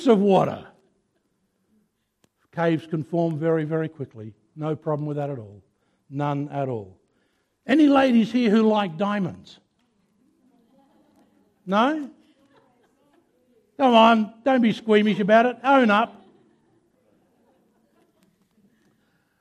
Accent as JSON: {"language": "English", "town": "Mount Gambier", "region": "South Australia", "country": "Australia", "tie": "born or raised there", "said": "I come from Mount Gambier. I was born and raised in Mount Gambier."}